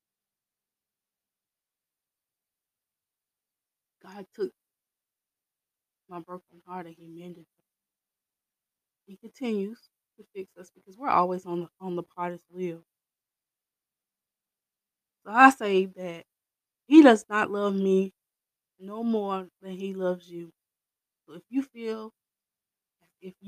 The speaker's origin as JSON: {"language": "English", "region": "the South", "country": "United States", "tie": "born or raised there", "said": "I'm raised from the South, okay, like deep in the South"}